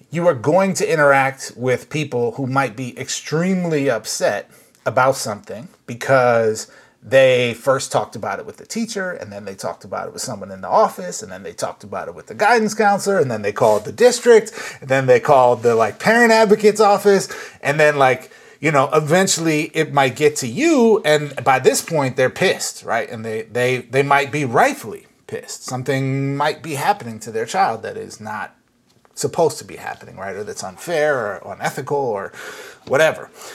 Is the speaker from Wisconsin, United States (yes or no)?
no; Minnesota, United States; now in California, United States; I was actually uh, back in my home state uh, of Minnesota